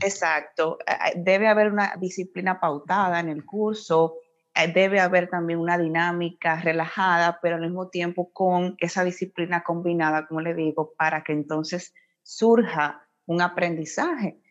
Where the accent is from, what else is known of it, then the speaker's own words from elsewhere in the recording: Puerto Plata, Dominican Republic; yo soy de Puerto Plata, ese es mi pueblo natal, orgullosamente de allá